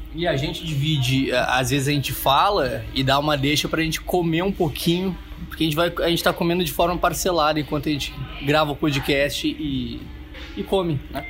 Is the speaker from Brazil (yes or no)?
yes; Porto Alegre, Rio Grande do Sul, Brazil; eu sou de Porto Alegre